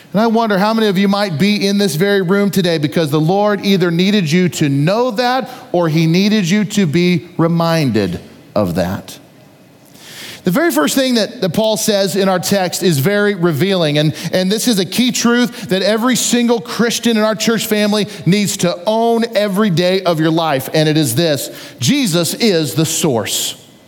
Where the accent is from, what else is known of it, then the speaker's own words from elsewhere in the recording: United States; As an American citizen